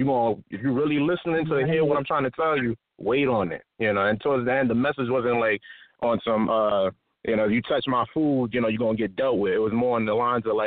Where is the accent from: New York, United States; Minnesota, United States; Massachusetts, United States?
New York, United States; New York City; moved away as an adult; now in California, United States; I'm from Harlem, New York, you know, straight from Harlem, 12th and Madison. Moved out to Cali like about maybe a year or two ago